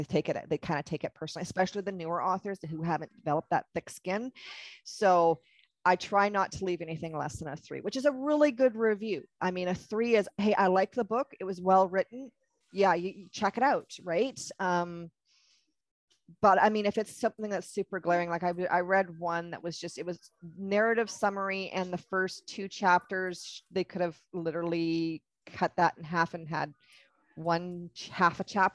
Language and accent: English; Canada; I'm Canadian, so I use a lot of Canadian isms